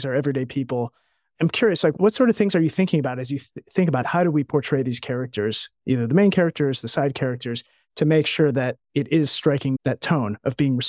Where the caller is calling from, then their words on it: Ohio, United States; And as I said, I'm watching from Ohio.